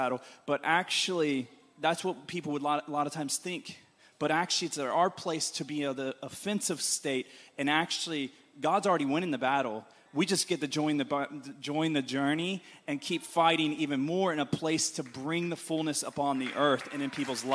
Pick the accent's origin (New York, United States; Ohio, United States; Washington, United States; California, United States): Ohio, United States; now in Glasgow, United Kingdom; I grew up in Ohio